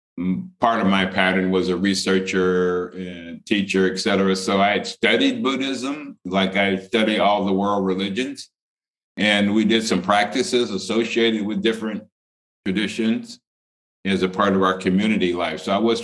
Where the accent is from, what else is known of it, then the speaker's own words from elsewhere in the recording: Cleveland, Ohio, United States; moved away; also born or lived in Idaho; So I grew up in Cleveland, Ohio in the 50s and 60s. I remember that my father and mother were from Tennessee and Georgia.